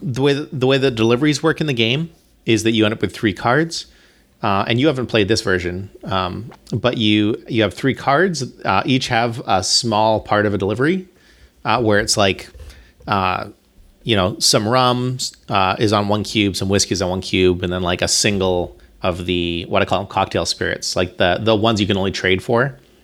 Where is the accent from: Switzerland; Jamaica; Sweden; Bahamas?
Bahamas; I'm from the Bahamas. Like, I grew up in the Bahamas